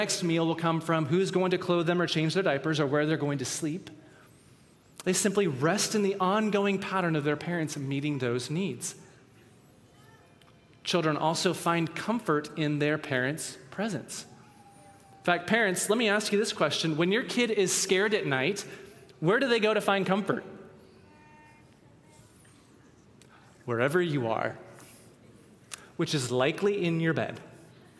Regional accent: the Northwest, Pacific Northwest, United States; we grew up in the Northwest

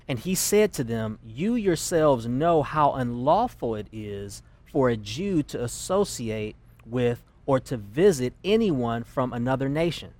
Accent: Detroit, Michigan, United States; I grew up in a very black world in Detroit. I'm originally from Detroit, Michigan.

